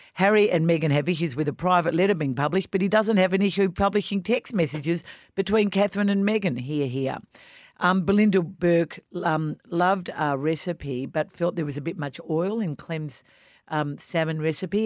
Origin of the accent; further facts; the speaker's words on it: Australia; as an Australian